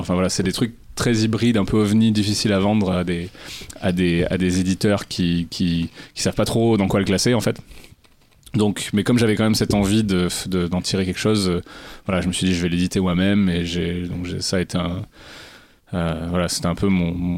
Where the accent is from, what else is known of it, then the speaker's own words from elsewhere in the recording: Cantal, Auvergne-Rhône-Alpes, France; j'ai grandi dans le Cantal